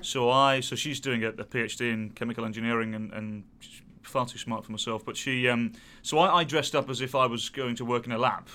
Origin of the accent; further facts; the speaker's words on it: England, United Kingdom; us being very British